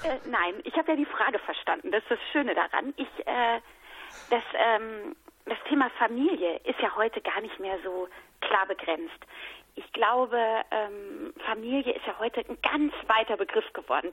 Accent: Hesse, Germany; also born or lived in Mannheim / Cologne; weil ich ja in Hessen groß geworden bin

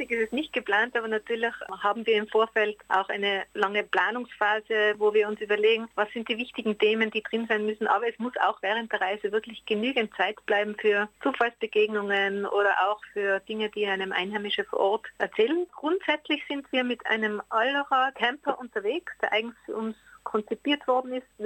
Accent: Tyrol, Austria; Wir sind in Tirol aufgewachsen, also inmitten von Bergen. Als Kinder haben uns unsere Eltern immer schon mitgenommen in die Natur.

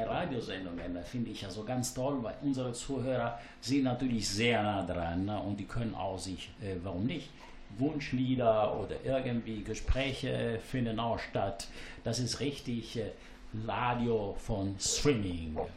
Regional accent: Palermo, Sicily, Italy; now in Germany; ich komme aus Palermo.

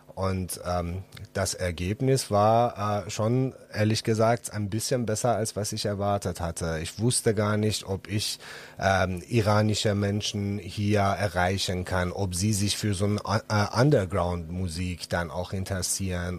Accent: Iran; German is a second language; moved away as an adult; now in Düsseldorf, Germany; ich selbst bin ja aus dem Iran und bin geflüchtet

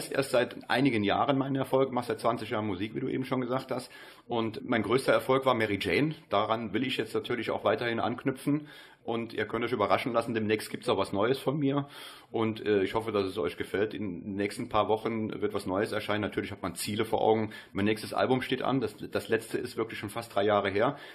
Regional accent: Germany; ich bin Deutscher, ich komme aus Deutschland

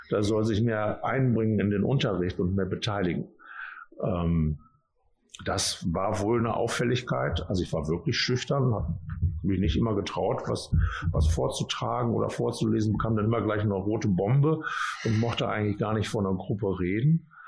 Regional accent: Hilden, North Rhine-Westphalia, Germany; also born or lived in Düsseldorf; Düsseldorf geboren und dann haben wir in Hilden und in Hahn gewohnt also meine Familie und ich.

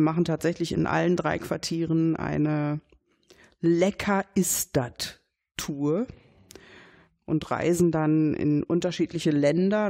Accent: Dortmund, North Rhine-Westphalia, Germany; Dortmund-Brechten, wo ich herkomme

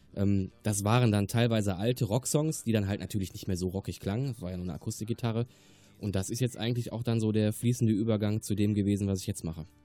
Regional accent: Remscheid, North Rhine-Westphalia, Germany; also born or lived in Wermelskirchen-Dabringhausen; now in Wermelskirchen, Germany; Ich komme gebürtig aus Remscheid-Lennep und äh, wohne jetzt in Damenskirchen-Dabringhausen

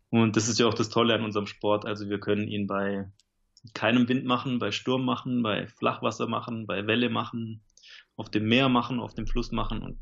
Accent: Konstanz, Baden-Württemberg, Germany; Ja, also ich komme aus Konstanz am Bodensee, bin mittlerweile 35 Jahre alt

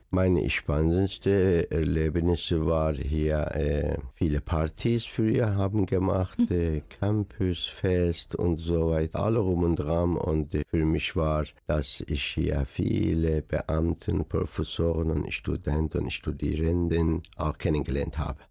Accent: Iran; German is a second language; moved away as an adult; now in Dortmund, Germany; Man fühlt sich immer als Iraner, weil ich da geboren bin

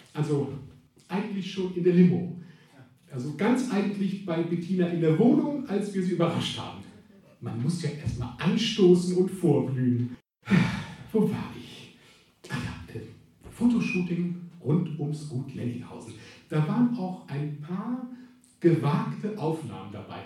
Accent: Cologne, North Rhine-Westphalia, Germany; also born or lived in Australia; ich bin ja, bin ja Kölner

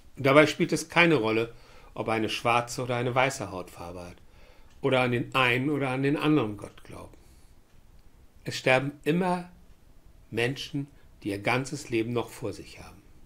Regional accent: Germany; Ich bin ein Deutscher

